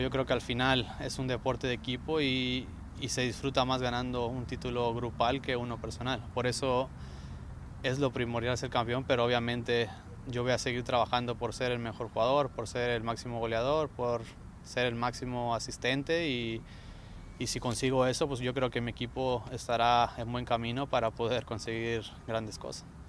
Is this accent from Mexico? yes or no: yes; Mexico; moved away; en mi país, me encanta México